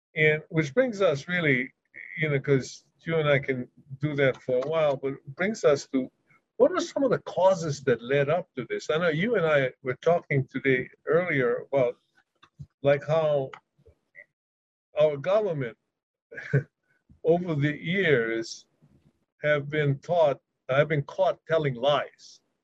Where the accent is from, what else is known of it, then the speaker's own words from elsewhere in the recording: Hawaii, United States; when I was growing up in Hawaii